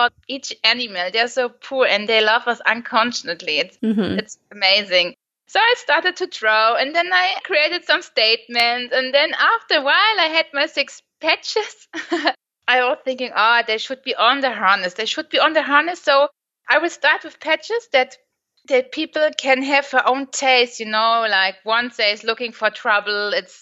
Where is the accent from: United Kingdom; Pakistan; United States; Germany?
Germany; I'm from Germany